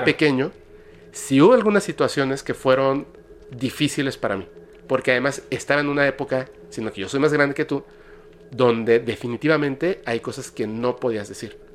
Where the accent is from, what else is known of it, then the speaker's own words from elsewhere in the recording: Mexico; yo como mexicano